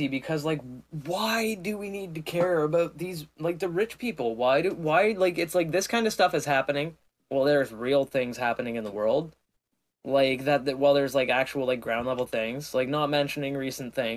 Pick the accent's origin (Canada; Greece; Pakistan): Canada; I'm Canadian